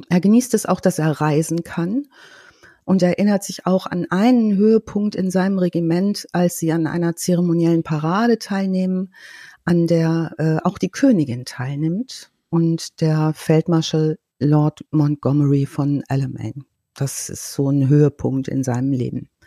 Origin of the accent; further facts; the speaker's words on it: Germany; Ich kenne das aus meiner Heimatstadt noch